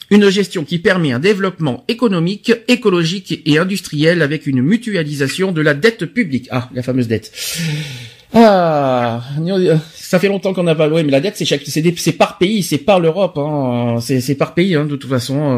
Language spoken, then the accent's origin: French; France; chez nous en France